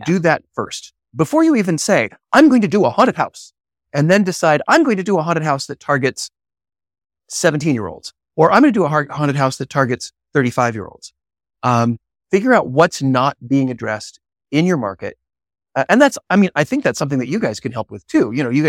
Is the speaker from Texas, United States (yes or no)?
no; Chicago, Illinois, United States; Yeah, I'm from Chicago.